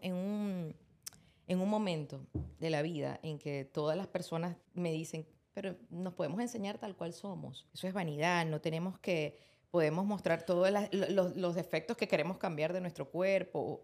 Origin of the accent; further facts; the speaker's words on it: Maracaibo, Zulia, Venezuela; moved away; yo soy maracucha